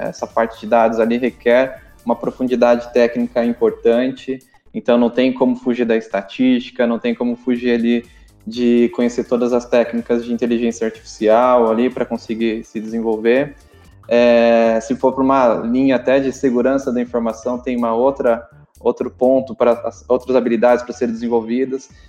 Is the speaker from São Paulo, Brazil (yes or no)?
yes; interior of São Paulo, Brazil; moved away as an adult; now in São Paulo, Brazil; Sou do interior de São Paulo